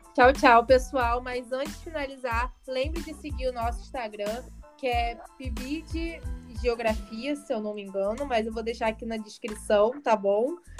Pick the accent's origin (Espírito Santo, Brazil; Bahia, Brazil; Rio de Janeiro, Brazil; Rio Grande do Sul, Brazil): Rio de Janeiro, Brazil; Arraial do Cabo; eu sou de Arraial, que é uma cidade bem menor do que o Rio de Janeiro